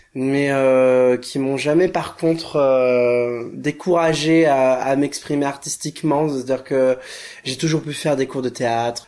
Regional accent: Royan, Nouvelle-Aquitaine, France; Je suis né euh, à Royan, en Charente-Maritime

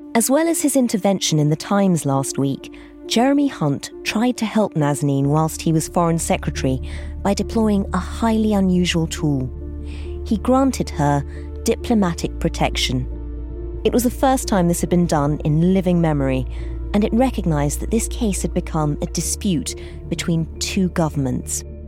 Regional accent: United Kingdom; we, as British citizens

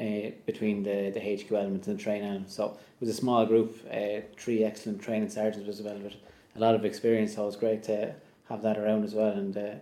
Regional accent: Naas, County Kildare, Ireland; I'm from Naas in Kildare.

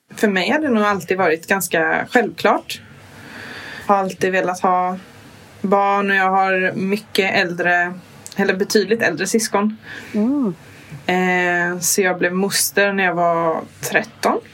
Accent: Kalmar County, Sweden; jag är från Öland

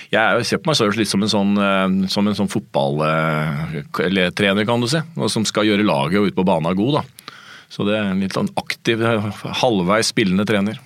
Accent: Hamar, Innlandet, Norway; moved away; Jeg spilte fotball da jeg var liten, jeg kom fra Hamar

